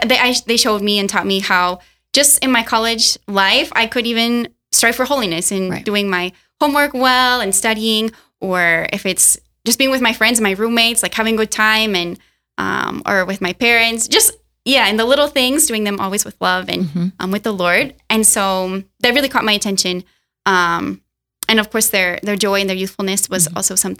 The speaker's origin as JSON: {"language": "English", "town": "Cedar Falls", "region": "Iowa", "country": "United States", "said": "Yeah, so I am from Iowa, Cedar Falls, Iowa. It's in the northeastern part."}